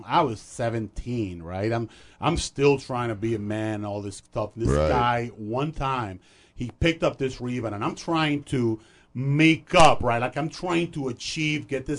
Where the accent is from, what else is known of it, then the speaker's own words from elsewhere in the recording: Dominican Republic; moved away; also born or lived in Puerto Rico / Rochester, New York; I grew up in Dominican Republic, went to school there